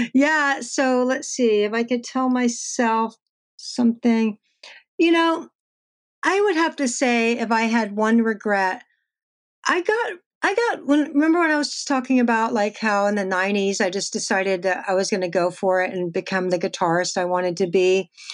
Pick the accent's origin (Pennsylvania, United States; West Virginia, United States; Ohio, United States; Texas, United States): Texas, United States; I'm from Texas